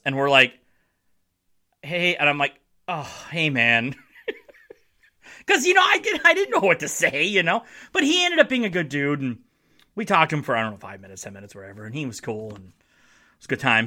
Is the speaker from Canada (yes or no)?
no; Marquette, Michigan, United States; I worked at a newspaper in my hometown in Marquette, Michigan